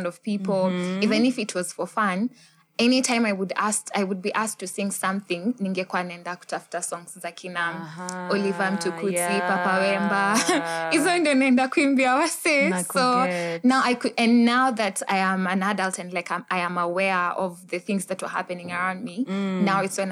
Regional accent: Butere, Kakamega County, Kenya; I am from Butere, Huisero. Kutoka Huisero

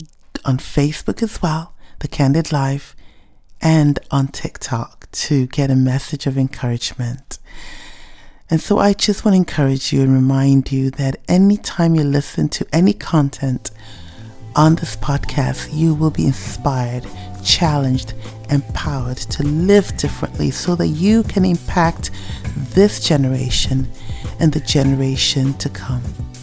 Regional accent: Ghana; first language Ewe; English is a second language; it was the first time I was singing in my native tongue, Ewe, and it just felt good to sing about the love of God in your native tongue.

